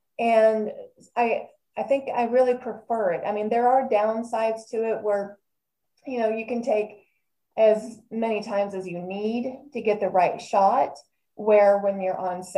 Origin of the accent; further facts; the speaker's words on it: Texas, United States; You know, I've lived in a bunch of different states too, but I think I love my home state of Texas always and forever.